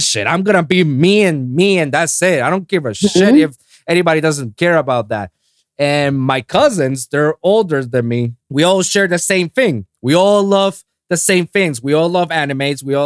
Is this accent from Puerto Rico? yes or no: yes; Puerto Rico; English is a second language; moved away as an adult; now in Miami, United States; I was born and raised in Puerto Rico